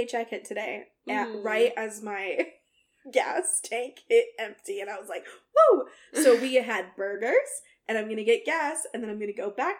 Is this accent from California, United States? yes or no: yes; Santa Maria, California, United States; now in Provo, United States; I grew up in Santa Maria, California, a town, and it's also the location of the courthouse where Michael Jackson was tried